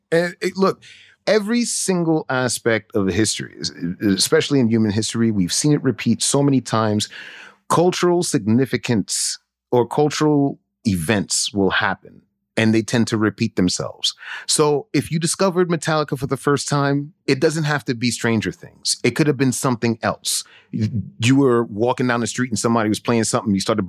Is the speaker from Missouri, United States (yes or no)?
no; Brooklyn, New York, United States; Growing up in East Flatbush, Brooklyn, as soon as that light, the street light come on, you better be in your house. And growing up Haitian, you're like, yo, who's this kid in my house?